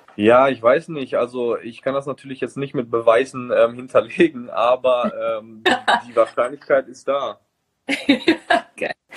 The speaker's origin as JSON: {"language": "German", "country": "Germany", "moved": "yes", "lives_now": "Bergamo, Italy", "said": "ich noch nie in meinem Heimatland Fußball gespielt habe"}